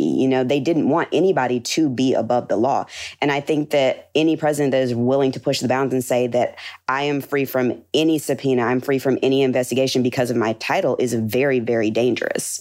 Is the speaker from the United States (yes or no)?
yes; Birmingham, Alabama, United States; I'm originally from Birmingham, Alabama.